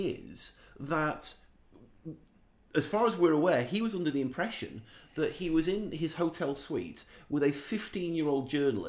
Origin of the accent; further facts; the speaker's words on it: England, United Kingdom; I'm English and I'm also 14 years old.